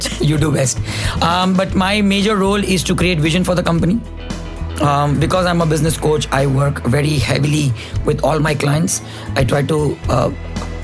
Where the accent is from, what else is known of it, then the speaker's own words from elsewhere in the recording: Mumbai, Maharashtra, India; moved away as an adult; now in Dubai, United Arab Emirates; I come from Bombay, been in Dubai from 2005